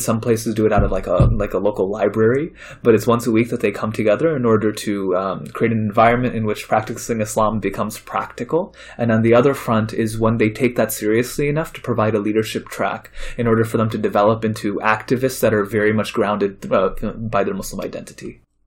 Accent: Chicago, Illinois, United States; also born or lived in India / Saudi Arabia / Maryland; I grew up mainly in Chicago. I moved to Chicago when I was eight years old

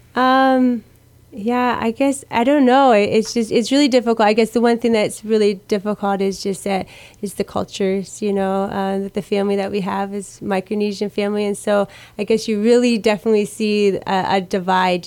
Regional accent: Iowa, United States; now in Guam; I grew up in Iowa.

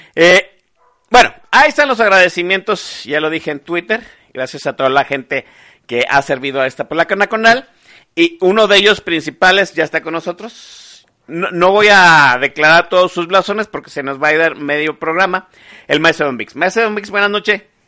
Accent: Guadalajara, Jalisco, Mexico; era tapatío, sigo siendo tapatío

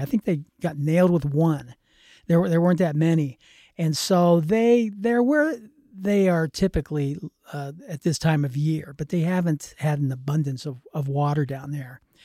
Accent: Pittsburgh, Pennsylvania, United States; moved away; I lived, I grew up in Pittsburgh, Pennsylvania

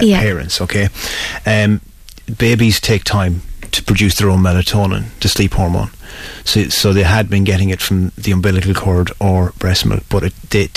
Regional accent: Mayo, Connacht, Ireland; I'm from Mayo, and the first two things that were said about a person was how hard they worked and how early they were up in the morning

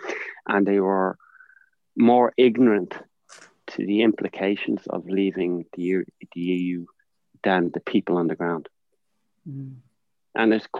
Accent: Ireland; I'm from Ireland

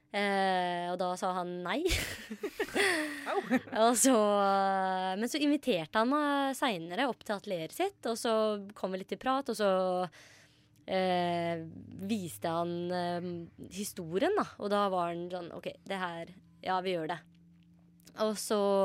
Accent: Grenland, Telemark, Norway; moved away; Grenland, der jeg er fra

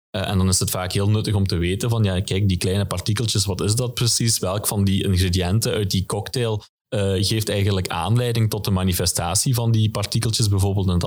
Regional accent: Genk, Flanders, Belgium; Ja, als, als Genkenaar zie ik eigenlijk heel wat ontwikkeling momenteel op de, op de Tor campus.

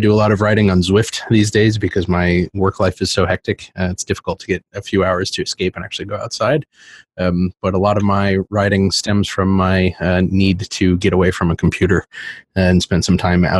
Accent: American East Coast, United States; now in Charlotte, United States; I am an American East Coaster. I live in Charlotte, North Carolina.

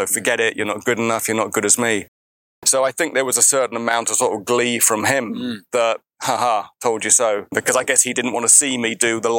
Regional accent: South East England, United Kingdom; the rest of the world isn't like where I was brought up in Surrey.

